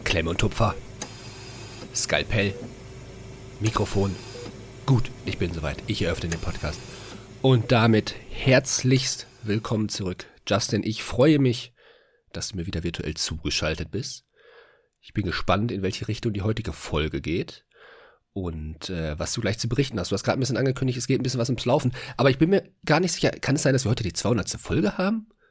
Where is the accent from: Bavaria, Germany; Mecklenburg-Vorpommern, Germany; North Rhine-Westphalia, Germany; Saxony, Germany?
North Rhine-Westphalia, Germany; Essen; moved away; ich komme ursprünglich aus Essen